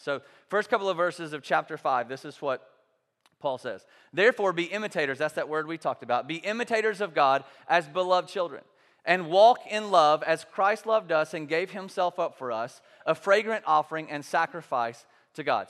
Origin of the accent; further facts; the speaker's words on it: the South, United States; growing up in the South, in this culture, in this context